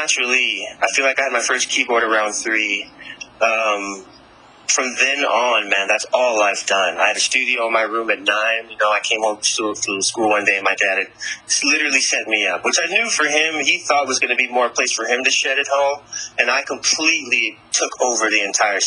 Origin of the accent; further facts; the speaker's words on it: Raleigh, North Carolina, United States; moved away; fly back home to my hometown in Raleigh, North Carolina